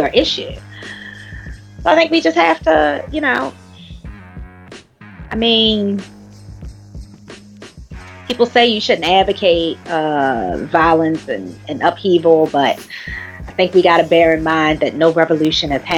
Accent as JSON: {"language": "English", "country": "United States", "said": "here in my home country"}